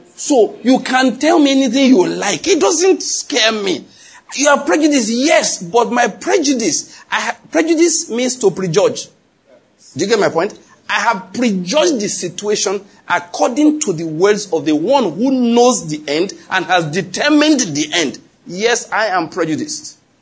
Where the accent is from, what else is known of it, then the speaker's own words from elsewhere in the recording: Western Nigeria, Nigeria; I grew up in Western Nigeria